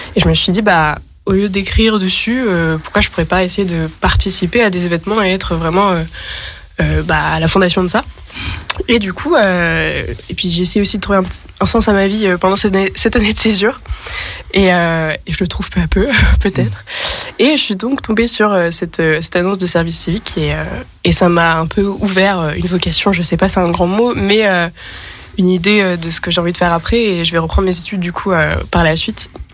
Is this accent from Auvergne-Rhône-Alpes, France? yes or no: yes; Grenoble, Auvergne-Rhône-Alpes, France; viens de Grenoble par ailleurs, où j'ai fait donc une licence